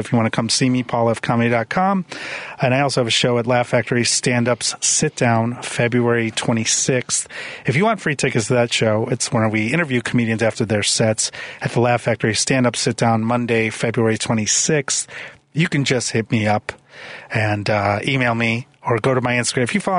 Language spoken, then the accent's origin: English; Chicago, Illinois, United States; also born or lived in Philadelphia; and I said born in Philadelphia, and they all clap and go, but I was raised in Chicago.